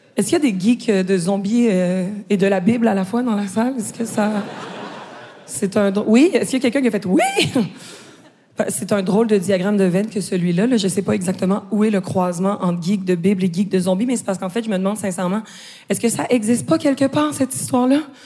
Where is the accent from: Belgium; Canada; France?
Canada; Quebec; accent: Québécois; je suis québécoise